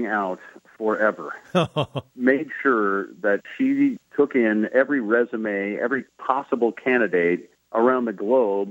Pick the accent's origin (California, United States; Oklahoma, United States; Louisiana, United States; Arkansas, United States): California, United States; San Diego; I grew up in San Diego